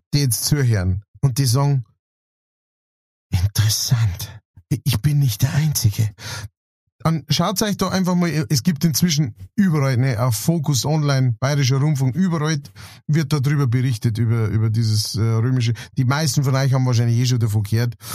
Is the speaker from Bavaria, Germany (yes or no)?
yes; Straubing, Bavaria, Germany; Straubing, wo ich her bin